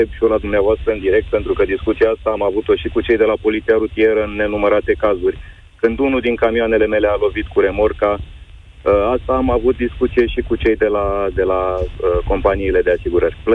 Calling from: Călărași, Călărași County, Romania; Uh, …, sunt din Călăraș și am o firmă în transport, camioane, tiruri.

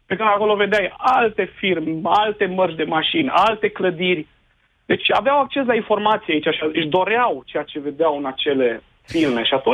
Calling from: Timișoara, Timiș County, Romania; Bună ziua, domnul Moise … din Timișoara, oraș unde a spus și neastră că a început Revoluția.

